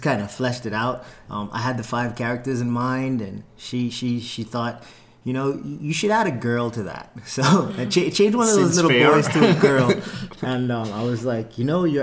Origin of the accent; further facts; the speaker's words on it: Bahamas; moved away; I'm from the Bahamas